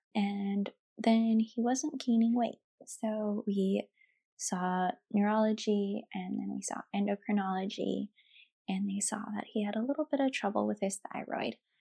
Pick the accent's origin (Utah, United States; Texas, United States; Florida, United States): Utah, United States; moved away as an adult; now in San Diego, United States; We are originally from Utah, and we are currently stationed in San Diego, California.